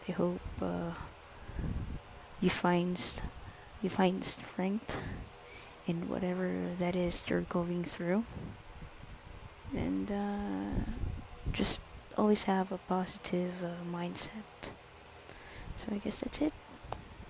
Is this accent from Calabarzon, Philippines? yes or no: yes; Calabarzon, Philippines; I'm from Cavite